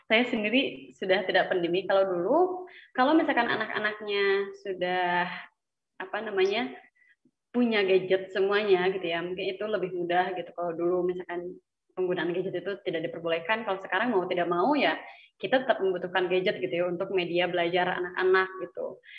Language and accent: Indonesian; Garut, West Java, Indonesia; Iya, saya dari Garut, Pak.